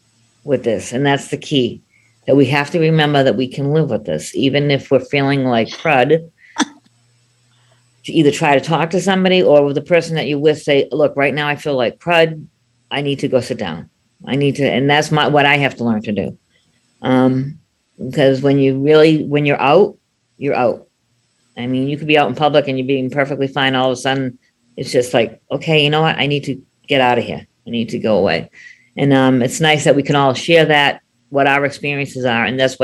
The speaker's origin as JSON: {"language": "English", "town": "Boston", "region": "Massachusetts", "country": "United States", "said": "Hi, everybody. I'm … from Boston. I am 60 years old."}